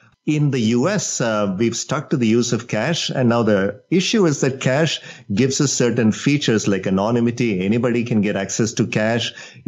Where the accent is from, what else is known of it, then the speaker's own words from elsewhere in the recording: India; moved away; So I grew up in India